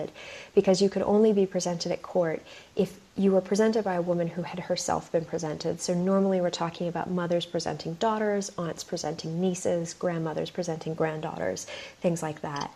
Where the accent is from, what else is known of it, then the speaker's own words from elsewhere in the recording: United States; now in United Kingdom; I have the funny privilege of being both American and British.